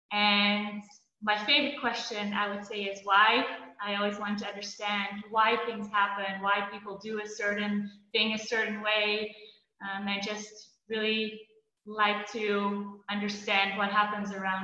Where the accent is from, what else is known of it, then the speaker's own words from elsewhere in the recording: Belgium; also born or lived in Netherlands / Hong Kong / Shanghai / Boston; now in Budapest, Hungary; I'm from the Netherlands, but I grew up in Belgium